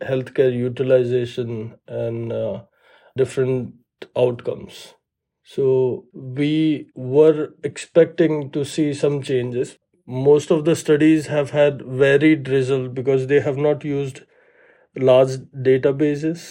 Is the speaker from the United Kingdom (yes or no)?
no; Ahmedabad, Gujarat, India; moved away as an adult; also born or lived in Toronto, Canada / New York, United States; now in Birmingham, United States; I grew up in Ahmedabad, so it's a city in India